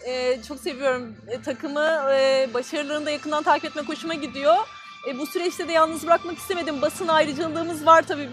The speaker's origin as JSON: {"language": "Turkish", "region": "Erzincan", "country": "Turkey"}